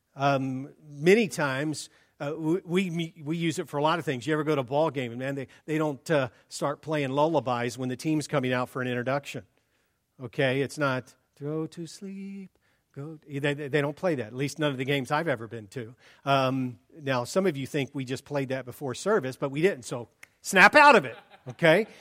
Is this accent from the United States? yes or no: yes; Columbus, Ohio, United States; now in Oregon, United States; born and raised in Columbus